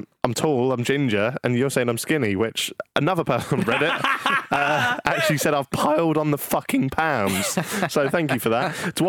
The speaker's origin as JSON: {"language": "English", "region": "England", "country": "United Kingdom", "accent": "southern", "said": "Because I'm British."}